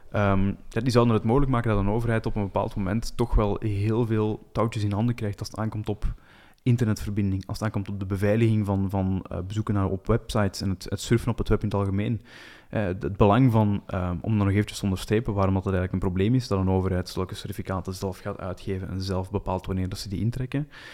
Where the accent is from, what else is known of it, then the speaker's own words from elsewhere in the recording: Flanders, Belgium; als Belg en Vlaming